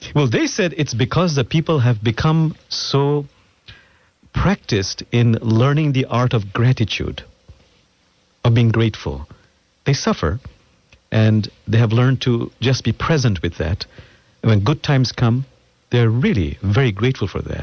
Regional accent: Bangladesh; now in Seattle, United States; I'm from Bangladesh originally

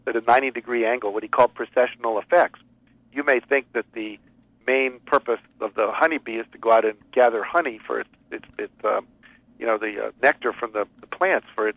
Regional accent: West Virginia, United States; moved away; also born or lived in Texas / Chicago; my parents moved to West Virginia, 48th worst state educational system when there were only 48 states. Yeah. I grew up going to those schools.

